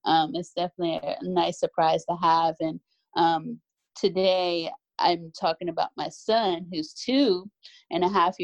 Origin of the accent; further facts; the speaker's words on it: Columbus, Ohio, United States; moved away; I'm originally from Ohio, Columbus to be exact